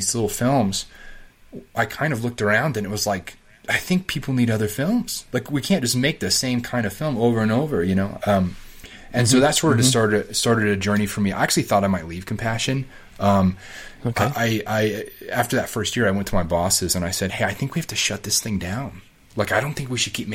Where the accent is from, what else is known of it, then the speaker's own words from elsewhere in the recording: Colorado Springs, Colorado, United States; moved away as an adult; also born or lived in Denver / Arizona / Virginia; I grew up in Colorado Springs